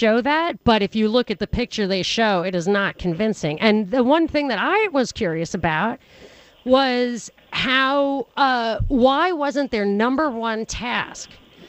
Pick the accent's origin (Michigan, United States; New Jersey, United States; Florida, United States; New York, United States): New York, United States; I grew up in New York